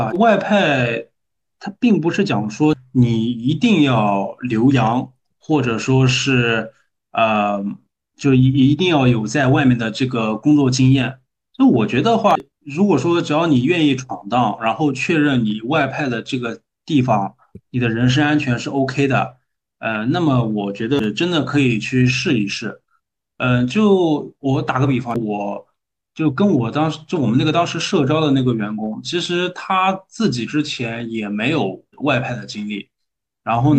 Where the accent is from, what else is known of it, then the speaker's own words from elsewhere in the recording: Nanjing, Jiangsu, China; accent: Nanjing dialect; also born or lived in Indonesia; 我们我们用南京土话叫扛把子，